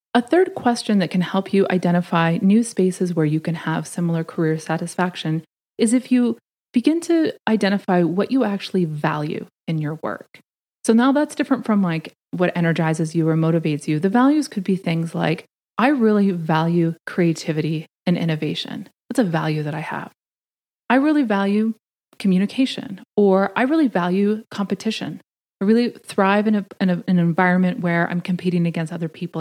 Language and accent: English; Canada; moved away as an adult; now in Washington, D.C., United States; I'm Canadian